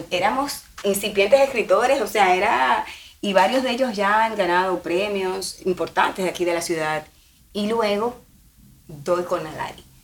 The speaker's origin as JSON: {"language": "Spanish", "town": "Santo Domingo", "region": "Distrito Nacional", "country": "Dominican Republic", "moved": "as an adult", "lives_now": "Miami, United States", "said": "soy dominicana de Santo Domingo, una ciudad que también tiene mar"}